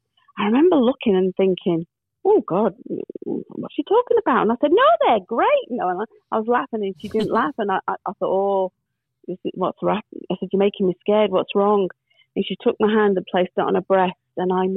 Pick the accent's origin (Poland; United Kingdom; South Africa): United Kingdom; England; and she's English, I'm English, the same age.